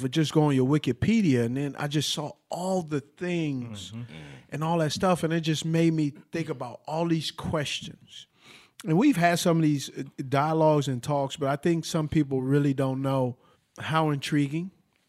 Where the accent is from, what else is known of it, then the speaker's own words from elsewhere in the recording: West Coast, United States; I'm from the West Coast, bro.